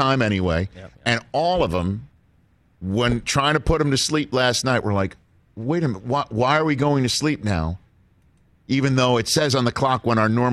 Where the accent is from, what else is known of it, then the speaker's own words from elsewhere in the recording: New York, United States; accent: New York; my New York accent will still come out